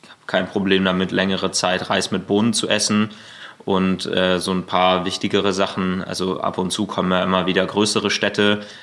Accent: near Münster, North Rhine-Westphalia, Germany; now in Berlin, Germany; ich komme aus der Nähe von Münster und ähm, ich wohne hier in Berlin

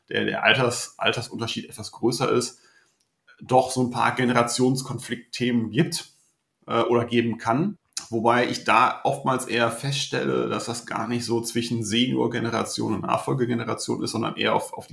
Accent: Mönchengladbach, North Rhine-Westphalia, Germany; born there; now in Meppen, Germany; 40 Jahre alt, zwei Kinder, gebü äh, gebürtiger Mönchengladbacher, heute wohnhaft im Emsland in Meppen.

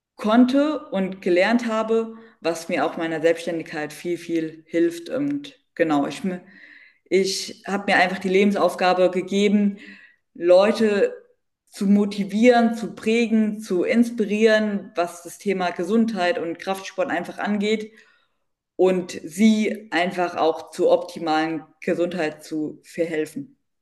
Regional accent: Bensheim, Hesse, Germany; ich komme aus dem, aus dem Südhessen, aus so einer kleinen Stadt, aus B B B Bernsheim, ist aus der Nähe von Darmstadt, zwischen Darmstadt und Heidelberg.

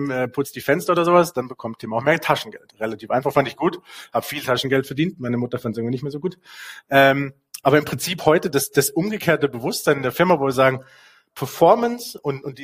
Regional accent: Basel, Basel-Stadt, Switzerland; also wenn du in Basel groß bist, also ich bin in der Gegend hier groß geworden, wenn du hier groß bist

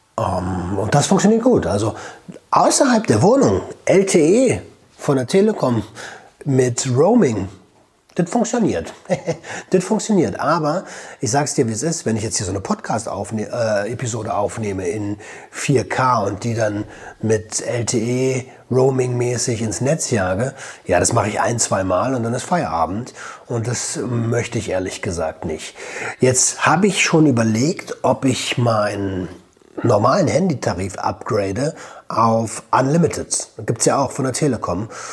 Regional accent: Germany; moved away as an adult; now in Portugal; bei uns in Deutschland

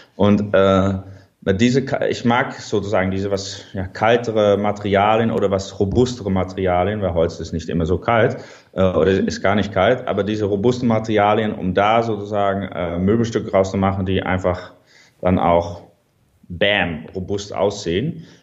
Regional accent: Netherlands; German is a second language; ich bin ein Holländer

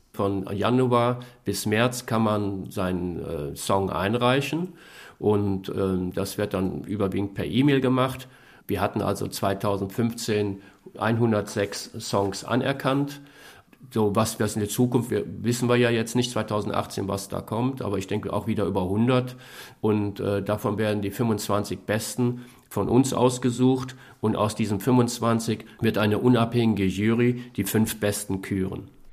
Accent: Germany; wir als Deutsche

